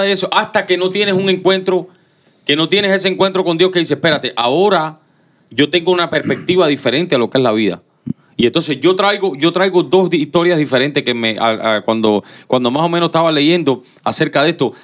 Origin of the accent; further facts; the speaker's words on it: Cuba; moved away as an adult; yo nací en Cuba, hasta los 17 años estuve en Cuba.